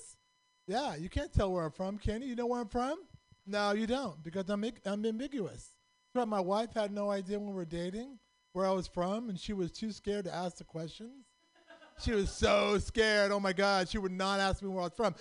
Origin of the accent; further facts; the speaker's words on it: Pakistan; I'm from Pakistan